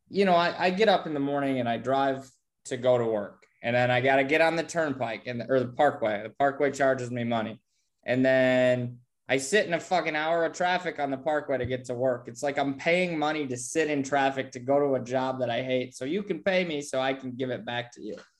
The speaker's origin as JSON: {"language": "English", "town": "Bradford", "region": "Pennsylvania", "country": "United States", "tie": "born or raised there", "said": "I live, I grew up in Bradford"}